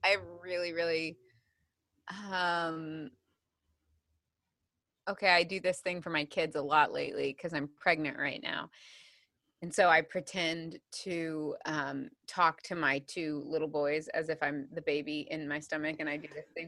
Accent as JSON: {"language": "English", "area": "between Missouri and Illinois", "region": "Midwest", "country": "United States", "tie": "born or raised there", "said": "I grew up in the Midwest, so in between Missouri and Illinois"}